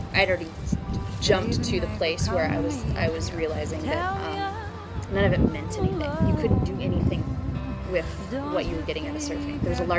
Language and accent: English; Huntington Beach, California, United States; I was born on California Street in Huntington, so literally blocks from the beach at home. And both my parents surfed. They met out at Newport Jetties.